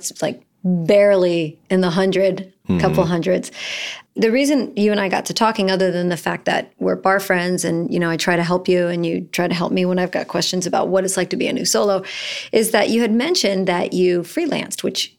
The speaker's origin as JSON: {"language": "English", "region": "Florida", "country": "United States", "also_born_or_lived": "New Orleans", "said": "So remember, I'm from Florida, New Orleans, and I think it's always cold."}